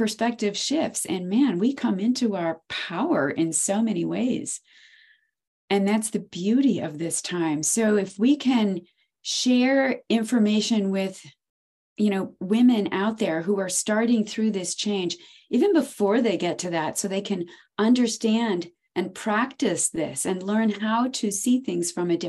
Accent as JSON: {"language": "English", "region": "Maine", "country": "United States", "said": "I'm from Maine."}